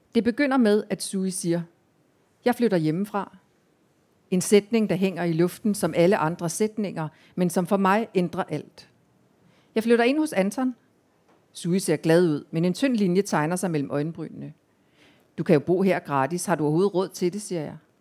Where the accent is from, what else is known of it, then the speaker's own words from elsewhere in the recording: Central Jutland, Central Denmark Region, Denmark; jeg voksede op i Midtjylland